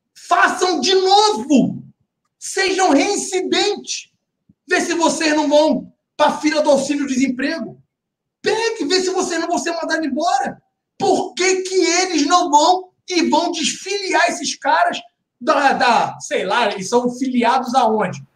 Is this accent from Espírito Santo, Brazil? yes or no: no; Baixada Fluminense, Rio de Janeiro, Brazil; eu cresci em comunidade carente, cresci na Baixada Fluminense com muito orgulho